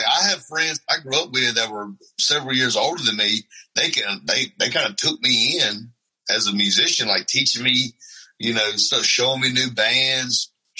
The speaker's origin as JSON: {"language": "English", "country": "United States", "tie": "born or raised there", "said": "the friend group I grew up with in Franklin County"}